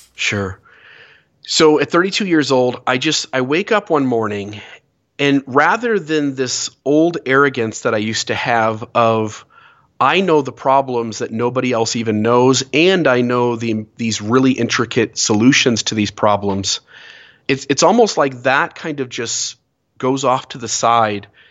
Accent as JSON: {"language": "English", "town": "Sandusky", "region": "Ohio", "country": "United States", "tie": "born or raised there", "moved": "as an adult", "lives_now": "Santa Clara, United States", "said": "born and raised in Sandusky, Ohio"}